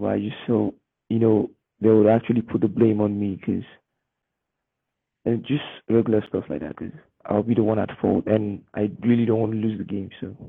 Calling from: Nigeria; I'm 15 years old, but I'm coming from Nigeria.

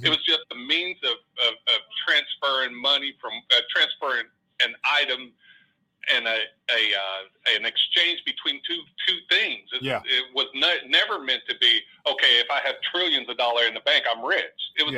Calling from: Oakland, California, United States; from Oakland. How you doing, brother?

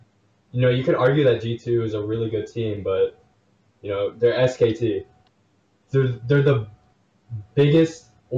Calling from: Long Island, New York, United States; I'm calling from New York, actually. Long Island.

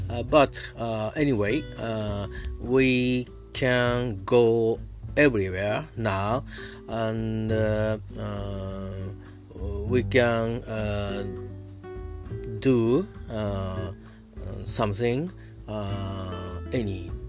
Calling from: Japan; I'm talking from Japan uh, at my home.

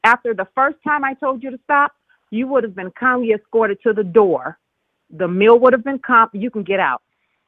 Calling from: Chicago, Illinois, United States; This is …. I'm calling from Chicago.

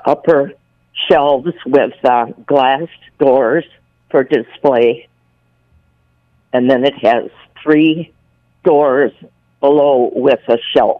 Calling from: Buffalo, New York, United States

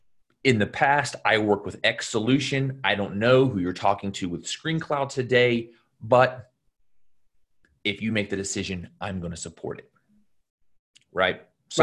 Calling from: Los Angeles, California, United States; I'm dialing in from Los Angeles today.

